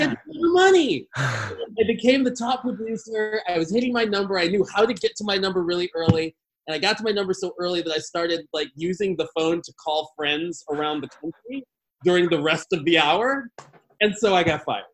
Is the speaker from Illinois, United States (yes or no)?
yes; Chicago, Illinois, United States; I grew up in Chicago